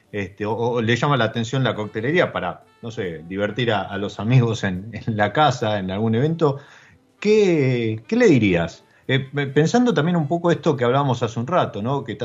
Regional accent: Argentina; te preguntan de dónde sos, vos decís Argentina, entonces estás representando a nuestro país

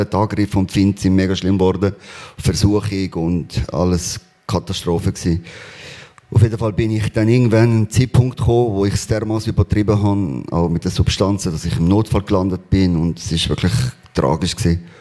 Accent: Spain; Ähm, ich bin in Spanien aufgewachsen. Wir sind sehr arm aufgewachsen.

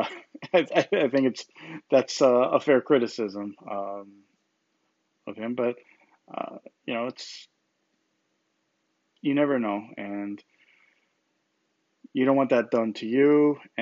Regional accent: United States; Growing up in the United States, with the freedom

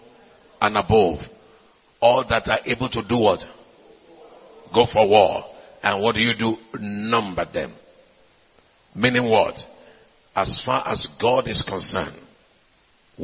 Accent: Nigeria; I came from Nigeria

